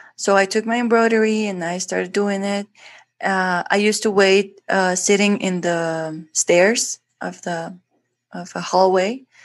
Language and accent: English; Guatemala City, Guatemala Department, Guatemala; English is a second language; I was born in Guatemala, in Guatemala City, and here's where I actually live